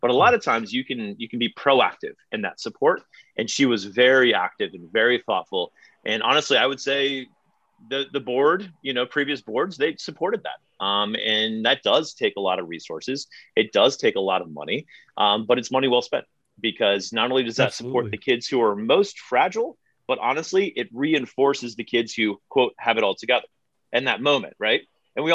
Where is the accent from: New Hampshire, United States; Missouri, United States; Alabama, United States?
Missouri, United States; St. Louis; also born or lived in Northern Virginia; now in Lake Bluff, United States; I grew up in St. Louis, born in Northern Virginia